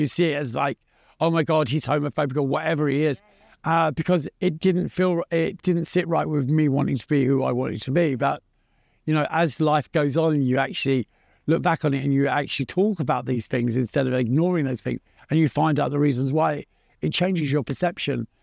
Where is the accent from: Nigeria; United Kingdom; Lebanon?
United Kingdom; London; also born or lived in Pimlico, London; I was born in Pimlico in London, and I grew up in Battersea, which was just over the bridge.